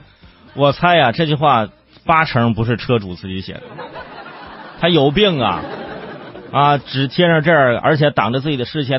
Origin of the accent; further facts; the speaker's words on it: Zhangjiakou, Hebei, China; 河北张家口，这河北我老家